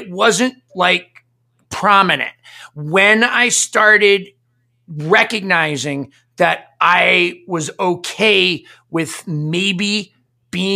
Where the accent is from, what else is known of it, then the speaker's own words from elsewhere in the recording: Maine, United States; I grew up Catholic in Maine